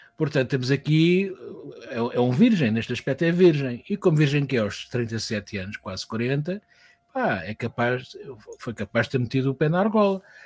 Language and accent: Portuguese; Portugal